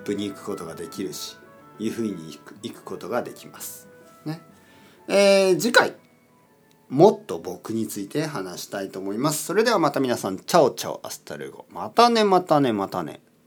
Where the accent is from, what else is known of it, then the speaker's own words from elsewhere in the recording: Oita, Japan; now in Tokyo, Japan; 出身、出身ですね。出身地は大分県です